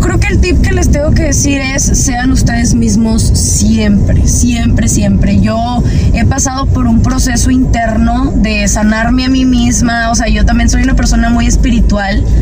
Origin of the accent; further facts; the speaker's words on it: Monterrey, Nuevo León, Mexico; soy de Monterrey